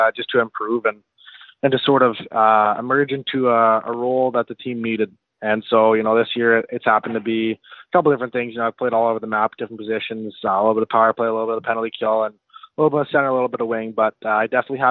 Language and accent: English; Winnipeg, Manitoba, Canada; I'm from Winnipeg